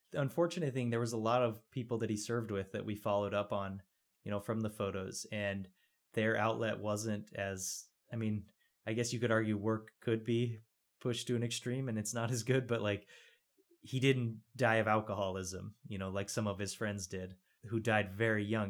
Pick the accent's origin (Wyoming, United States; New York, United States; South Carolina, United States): Wyoming, United States; Rock Springs; moved away; also born or lived in Los Angeles; I was born and raised in Rock Springs, so kind of down in the southwest corner of the state.